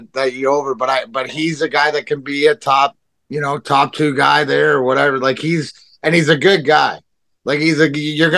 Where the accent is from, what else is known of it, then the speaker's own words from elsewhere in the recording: Leamington, Ontario, Canada; also born or lived in Burnaby, British Columbia / Woodslee, Ontario; I was born in Burnaby. My hometown's Leamington